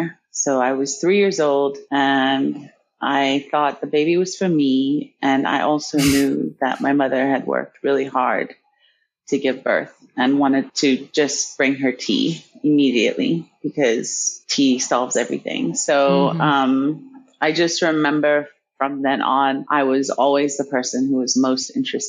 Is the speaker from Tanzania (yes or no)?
yes; Tanzania; born there; But I grew up all over the world, essentially. I was born in Tanzania. That's where my mother's people are from, Nyasa and Yao.